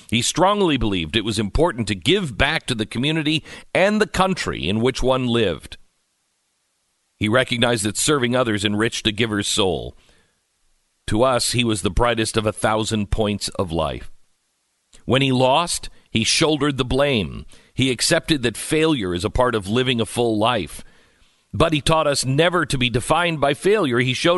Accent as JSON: {"language": "English", "region": "Oklahoma", "country": "United States", "said": "I'm from Oklahoma. There's no privilege at all in that."}